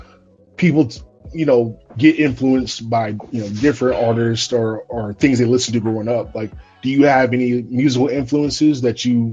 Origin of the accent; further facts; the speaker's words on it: Charlotte, North Carolina, United States; also born or lived in Raleigh; I grew up in Charlotte, but I live in Charlotte now, but I did live in Raleigh for about 4 years after I graduated from college.